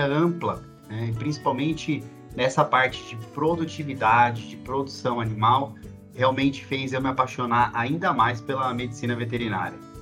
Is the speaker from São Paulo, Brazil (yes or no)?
yes; São Paulo, Brazil; eu sou de São Paulo, capital